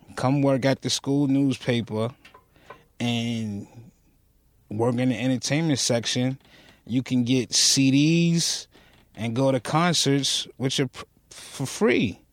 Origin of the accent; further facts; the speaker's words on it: New York City, New York, United States; moved away as an adult; also born or lived in Newport News, Virginia; I was born and raised right off of Rockaway Boulevard.